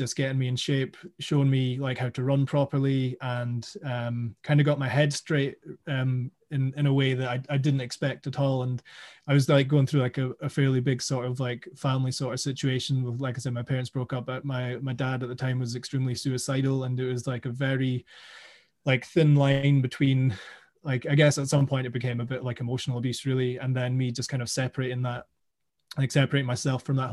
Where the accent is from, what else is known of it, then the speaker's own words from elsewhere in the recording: Aberdeenshire, Scotland, United Kingdom; also born or lived in South Africa; we moved to Aberdeenshire when I was about 7 or 8